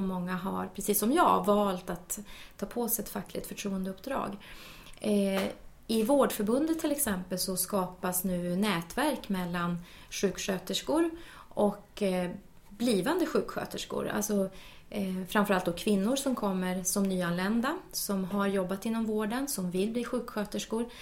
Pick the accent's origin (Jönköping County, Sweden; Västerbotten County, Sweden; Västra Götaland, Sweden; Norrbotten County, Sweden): Norrbotten County, Sweden; Luleå; jag är ju från Norrbotten mm. och född och uppvuxen i Luleå